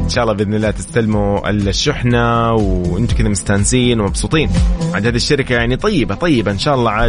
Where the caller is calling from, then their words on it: Riyadh, Riyadh Province, Saudi Arabia; صباح الخير معكم … من الرياض نحن الحين ما رجعنا للبيت